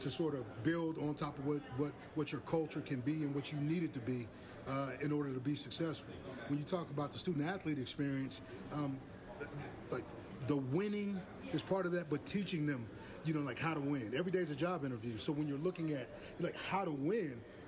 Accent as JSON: {"language": "English", "region": "West Coast", "country": "United States", "tie": "born or raised there", "also_born_or_lived": "Southeastern United States", "moved": "yes", "said": "I grew up on the West Coast"}